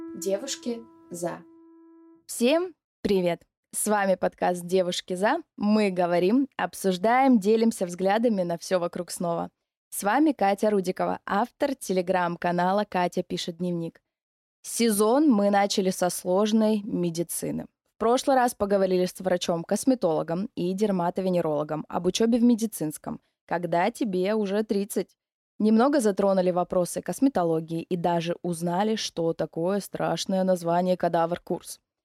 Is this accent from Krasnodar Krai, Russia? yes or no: yes; Novorossiysk, Krasnodar Krai, Russia; мне очень нравится мой город, в котором я живу. Я из Новороссийска.